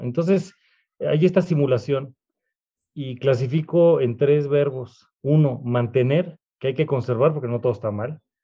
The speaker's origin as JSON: {"language": "Spanish", "country": "Mexico"}